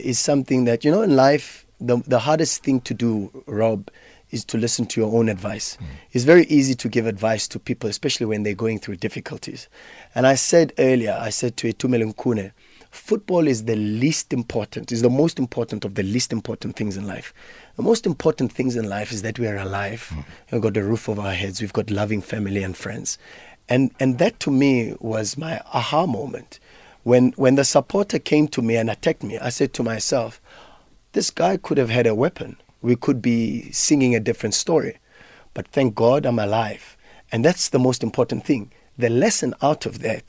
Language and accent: English; Johannesburg, Gauteng, South Africa; I'm from Fitas, people don't believe me because that street is synonymous for other things